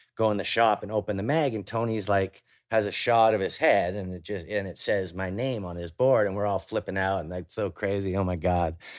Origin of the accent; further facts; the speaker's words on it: Vancouver, British Columbia, Canada; I grew up in Vancouver with, like, the North Shore Mountains